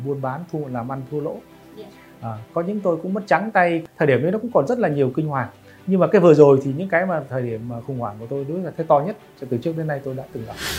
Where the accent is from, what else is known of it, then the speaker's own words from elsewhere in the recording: Vietnam; tôi là người Việt Nam